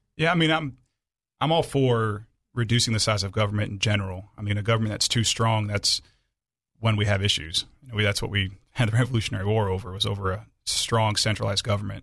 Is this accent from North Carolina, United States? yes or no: no; Aurora, Illinois, United States; now in Arkansas, United States; I grew up in Illinois